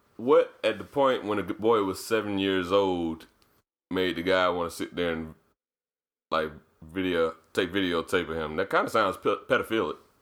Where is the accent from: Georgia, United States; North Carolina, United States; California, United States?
Georgia, United States; Decatur; I grew up in Decatur.